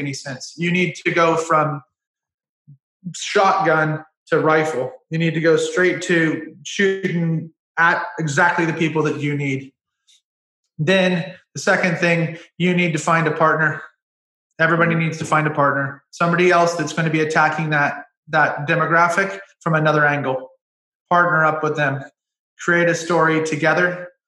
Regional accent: United States; I'm an American citizen

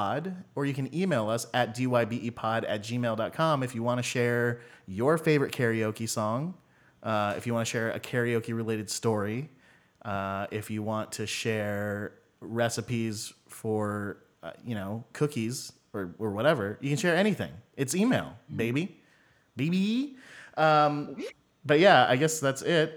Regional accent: California, United States; I grew up in California, so I didn't hang out in basements

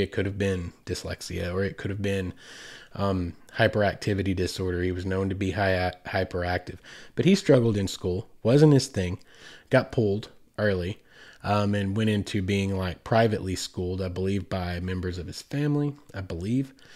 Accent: United States; Growing up in America

